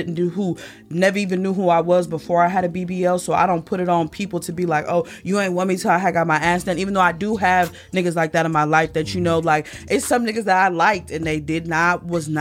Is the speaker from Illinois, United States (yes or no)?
yes; Peoria, Illinois, United States; moved away; when I was a young girl back in my hometown of Peoria, Illinois